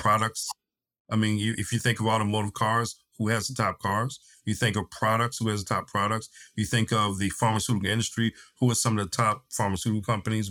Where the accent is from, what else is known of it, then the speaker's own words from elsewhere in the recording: East Coast, United States; moved away as an adult; also born or lived in Tennessee; now in San Diego, United States; having lived growing up on the East Coast, done all my formal training on the East Coast, lived lived in in Central Time in Tennessee, now in San Diego